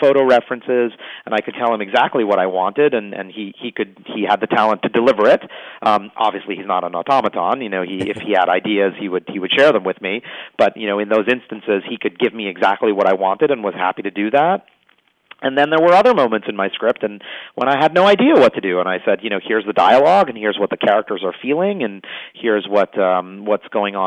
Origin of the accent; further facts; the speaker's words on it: New York City, New York, United States; I'm a New Yorker